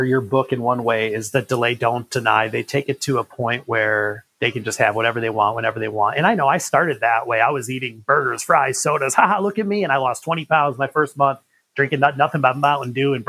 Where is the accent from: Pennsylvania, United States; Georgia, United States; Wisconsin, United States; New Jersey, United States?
Wisconsin, United States; Milwaukee; moved away as an adult; now in Rapid City, United States; I was born and raised 28 years in Milwaukee, Wisconsin